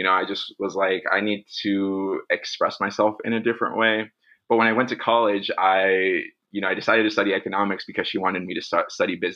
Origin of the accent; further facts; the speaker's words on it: Pasadena, California, United States; I was born and raised in Pasadena, California, which is a suburb just 20 minutes northeast